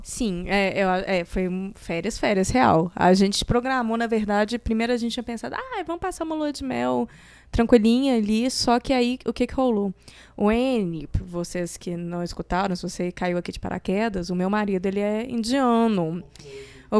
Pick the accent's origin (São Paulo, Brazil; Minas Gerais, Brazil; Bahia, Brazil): Minas Gerais, Brazil; eu sou de Minas